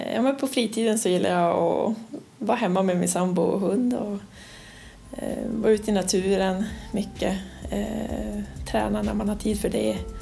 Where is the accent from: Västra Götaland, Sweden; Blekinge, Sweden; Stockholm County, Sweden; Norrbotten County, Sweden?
Norrbotten County, Sweden; Luleå; also born or lived in Linköping / Umeå; jag kommer ursprungligen från Luleå eh, och efter gymnasiet så flyttade jag ner till Linköping